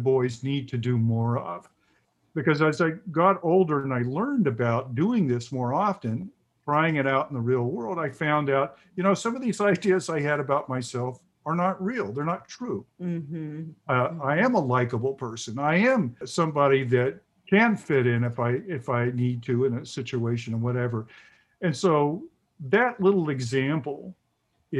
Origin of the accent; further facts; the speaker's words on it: the South, United States; I grew up in the South in the 50s, late 50s, early, and 60s, and then early 70s